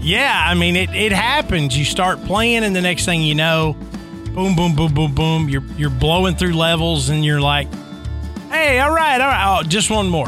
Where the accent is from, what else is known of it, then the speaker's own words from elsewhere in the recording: Tennessee, United States; growing up in Tennessee